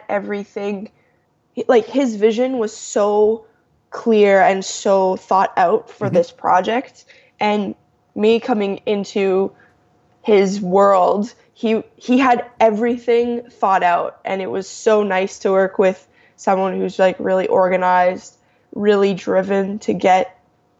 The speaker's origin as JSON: {"language": "English", "town": "Toronto", "region": "Ontario", "country": "Canada", "said": "I'm from Toronto."}